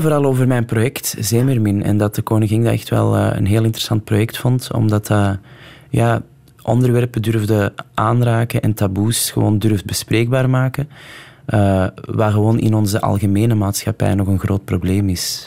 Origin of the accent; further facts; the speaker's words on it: Antwerp, Flanders, Belgium; ik ben op het Kiel opgegroeid